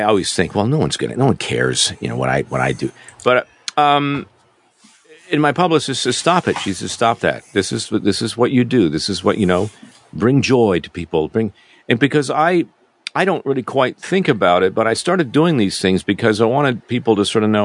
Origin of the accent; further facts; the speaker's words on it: Canada; moved away as an adult; as a, an expat, an ex-Canadian, in my home country